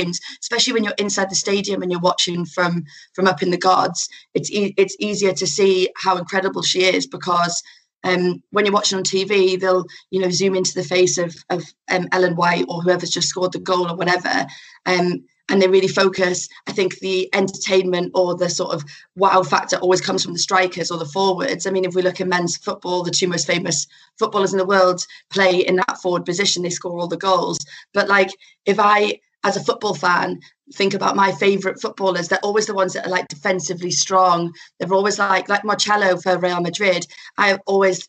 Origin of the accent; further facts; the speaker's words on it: Newcastle upon Tyne, North East England, United Kingdom; I'm from Newcastle